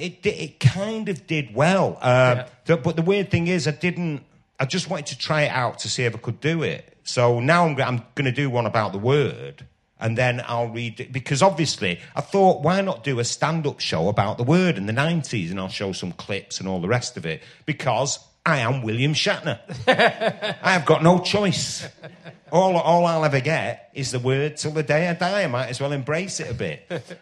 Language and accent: English; Ireland; And then a lot of it about, you know, about being Irish.